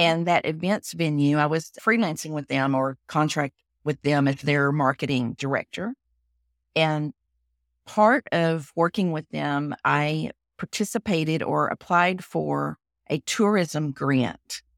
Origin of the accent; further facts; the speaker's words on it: Texas, United States; accent: Southern; I am a Texan. You can tell from my accent. I'm sh, I'm a Southern girl. and I'm a fifth generation Texan